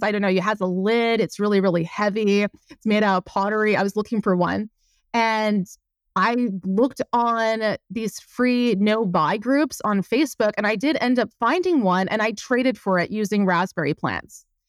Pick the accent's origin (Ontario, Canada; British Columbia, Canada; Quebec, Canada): Quebec, Canada; moved away as an adult; also born or lived in Montreal, Quebec; now in Windsor, Canada; I'm from Quebec